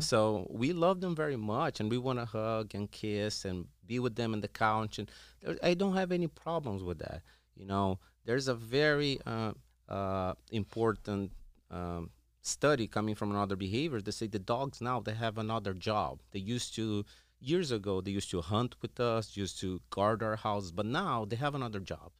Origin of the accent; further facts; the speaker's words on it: Brazil; moved away as an adult; I'm originally from Brazil.